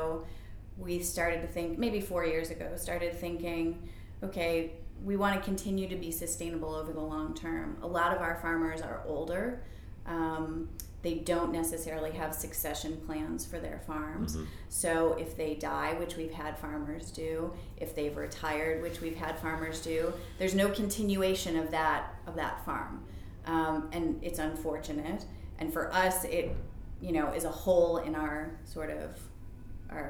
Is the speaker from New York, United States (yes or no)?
yes; Buffalo, New York, United States; also born or lived in San Francisco; now in Baltimore, United States; I grew up in Buffalo